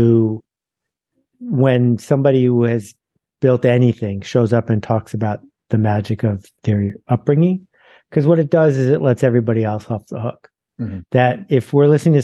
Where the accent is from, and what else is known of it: Mount Vernon, New York, United States; born or raised there